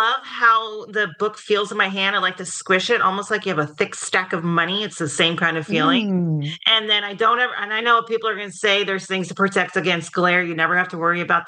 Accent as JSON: {"language": "English", "region": "Southern California", "country": "United States", "said": "I'm a Southern California girl"}